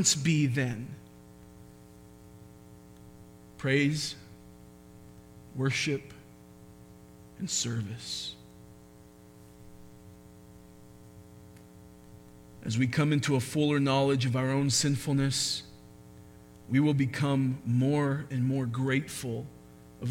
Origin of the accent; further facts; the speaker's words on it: United States; being American